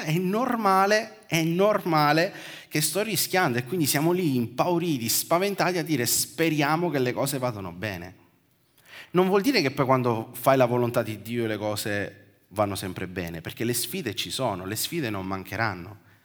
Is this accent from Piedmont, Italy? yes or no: no; Sicily, Italy; come siciliano